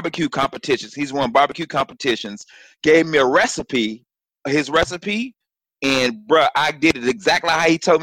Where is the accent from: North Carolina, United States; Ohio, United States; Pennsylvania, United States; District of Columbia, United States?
North Carolina, United States; moved away as an adult; now in West Coast, United States; I'm from North Carolina